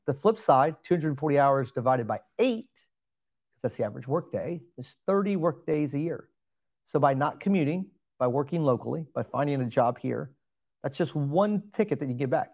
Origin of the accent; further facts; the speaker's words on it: Alvin, Texas, United States; also born or lived in Pearland, Texas; I grew up in the Alvin area, so did not grow up in Pearland, Texas